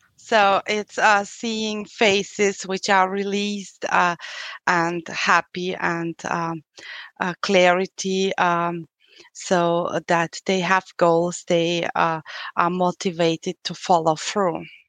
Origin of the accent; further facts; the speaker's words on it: Austria; accent: European; English is a second language; I'm from Austria